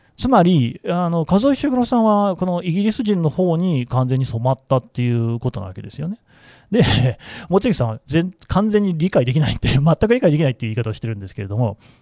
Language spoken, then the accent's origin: Japanese; Nagoya, Aichi, Japan; 日本人で、えー、名古屋生まれ1975年生まれ男性